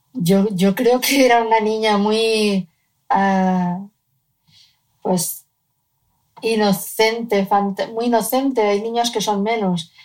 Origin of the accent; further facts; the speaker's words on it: Cádiz, Andalusia, Spain; vivíamos en Cádiz, yo nací en Cádiz